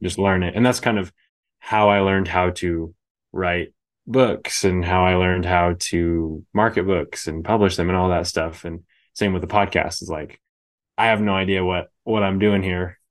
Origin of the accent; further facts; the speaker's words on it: Bay Area, California, United States; moved away as an adult; now in Idaho, United States; I grew up in the Bay Area